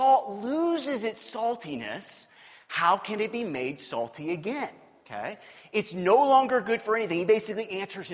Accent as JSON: {"language": "English", "town": "Kansas City", "region": "Missouri", "country": "United States", "tie": "born or raised there", "said": "I grew up in Kansas City. I grew up on the Missouri side of Kansas City."}